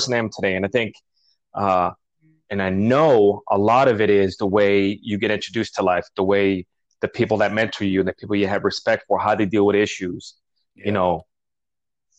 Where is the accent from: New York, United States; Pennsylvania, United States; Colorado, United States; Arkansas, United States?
New York, United States; New York City; also born or lived in Colombia; now in California, United States; I grew up in New York and you know, we lived in Greenpoint, Queens, Bushwick